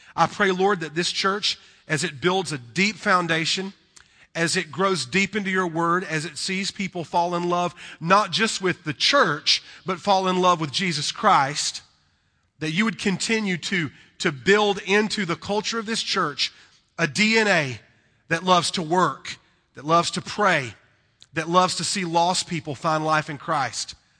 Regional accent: North Carolina, United States; accent: southern; we're from North Carolina

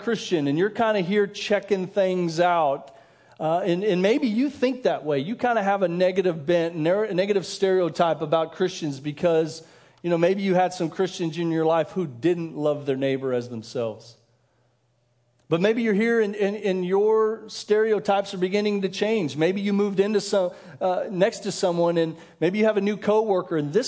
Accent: Denver, Colorado, United States; moved away as an adult; also born or lived in Kansas; I grew up in Denver, so I grew up during the years of Elway

